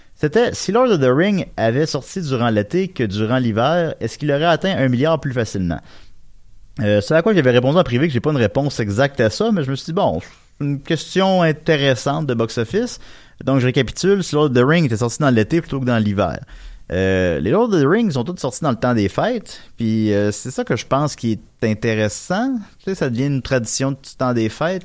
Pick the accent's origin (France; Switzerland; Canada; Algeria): Canada; Quebec; accent: Québécois; je vais parler en québécois